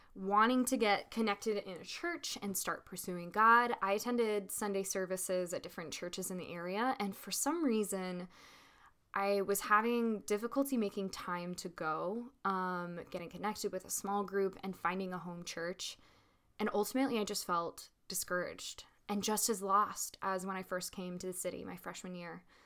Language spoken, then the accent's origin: English; Little Rock, Arkansas, United States; I was born and grew up in Little Rock, Arkansas